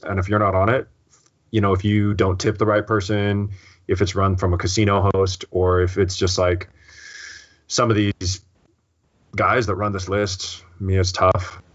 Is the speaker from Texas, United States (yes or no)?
no; Seattle, Washington, United States; I'm from Seattle